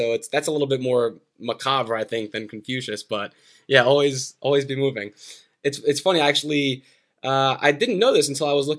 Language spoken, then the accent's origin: English; New Jersey, United States; growing up in New Jersey